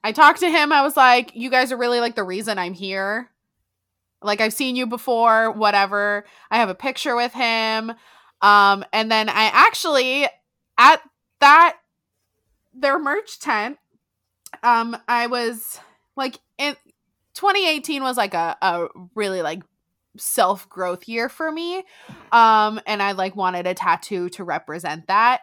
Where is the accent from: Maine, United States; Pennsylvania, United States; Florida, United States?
Florida, United States; South; I'm from South Florida